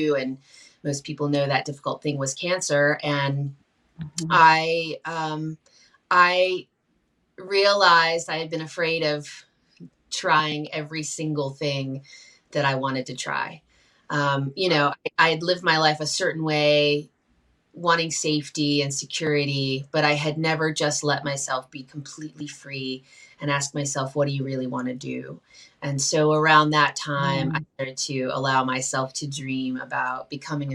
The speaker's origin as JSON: {"language": "English", "region": "Shenandoah Valley of Virginia", "country": "United States", "tie": "born or raised there", "said": "I grew up in the Shenandoah Valley of Virginia around the Appalachian people"}